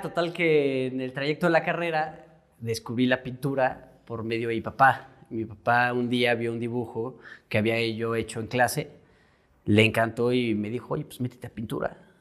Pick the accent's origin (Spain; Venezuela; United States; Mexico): Mexico; Querétaro; Soy pintor, eh, soy queretano, tengo 29 años